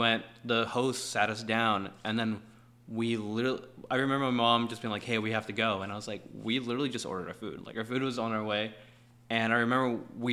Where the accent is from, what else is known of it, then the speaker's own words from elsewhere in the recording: Los Angeles, California, United States; also born or lived in El Salvador / Santa Monica; I'm a Valley cat